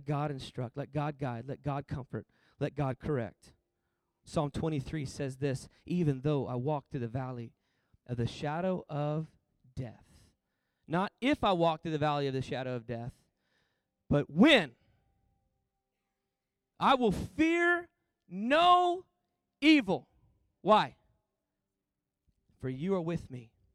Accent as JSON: {"language": "English", "region": "Texas", "country": "United States", "said": "I'm from Texas, and I'm unashamed"}